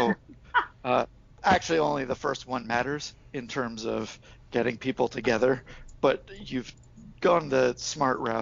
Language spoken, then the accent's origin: English; Oak Bluffs, Massachusetts, United States; I brought a friend from New York to my hometown once